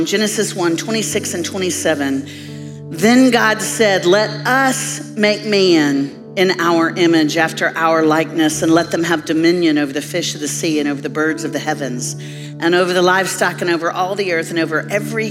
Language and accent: English; Nashville, Tennessee, United States; I'm from Nashville, Tennessee.